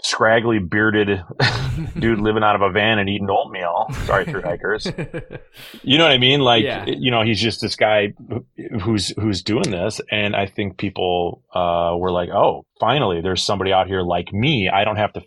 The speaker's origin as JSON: {"language": "English", "region": "Wisconsin", "country": "United States", "said": "I was a guy from Wisconsin"}